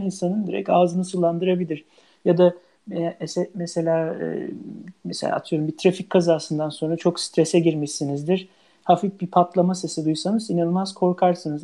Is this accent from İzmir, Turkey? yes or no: yes; İzmir, Turkey; moved away as an adult; also born or lived in Ankara, Turkey / Heidelberg, Germany / United States / Leuven, Belgium; now in Norway; ben İzmir doğumluyum.